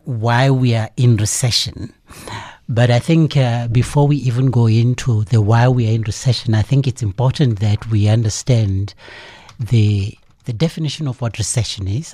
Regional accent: South Africa; we as a South African public

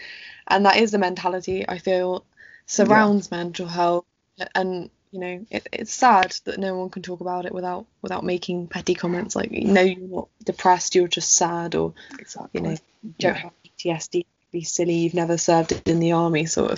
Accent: England, United Kingdom; And I think particularly in this country, because we are British and we don't necessarily have those conversations

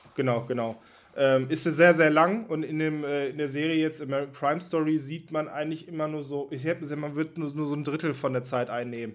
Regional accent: Germany; als Deutscher

